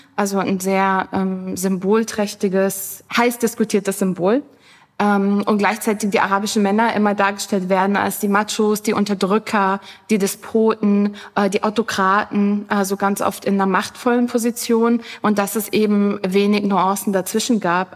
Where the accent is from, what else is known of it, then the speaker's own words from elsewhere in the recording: Germany; bei uns in Deutschland